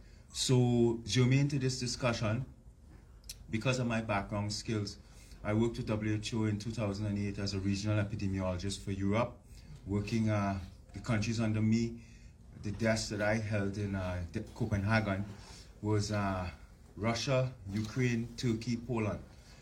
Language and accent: English; Canada; So I have to say out of the box that I'm very honored, very privileged as a Canadian citizen. I do have status in the United States, but I'm a Canadian citizen